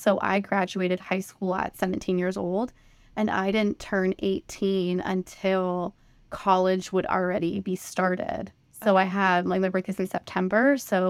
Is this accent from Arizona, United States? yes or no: yes; Arizona, United States; also born or lived in Flagstaff, Arizona / Phoenix, Arizona; My parents moved to Arizona after that. So Arizona really is sort of like my home state that I feel like I would grow up in.